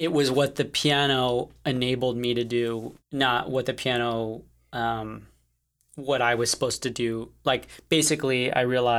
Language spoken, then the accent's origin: English; Connecticut, United States; I grew up in Connecticut.